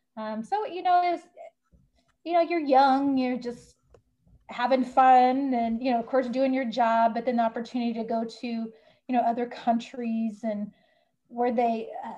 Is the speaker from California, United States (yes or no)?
yes; Bay Area, California, United States; I was born in California, raised in California in the Bay Area. Very diverse community that I grew up in.